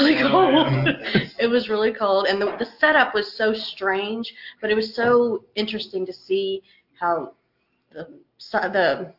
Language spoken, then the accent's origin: English; Louisville, Kentucky, United States; So I'm from Louisville. I've lived here most of my life. I've always lived in Kentucky.